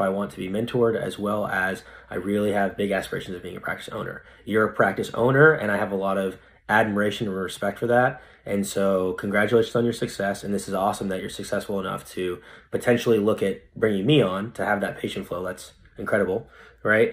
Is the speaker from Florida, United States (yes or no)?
no; Fresno, California, United States; also born or lived in San Francisco; in Fresno, where I, where I live now, th, I'm back in my hometown